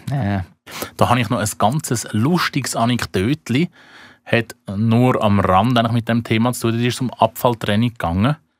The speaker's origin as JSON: {"language": "German", "country": "Switzerland", "said": "mich als Schweizer"}